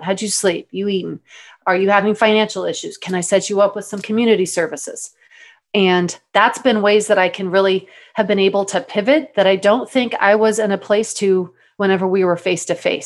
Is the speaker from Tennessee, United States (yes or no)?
no; Texas, United States; moved away as an adult; also born or lived in Mississippi / Tucson, Arizona; if I was from Texas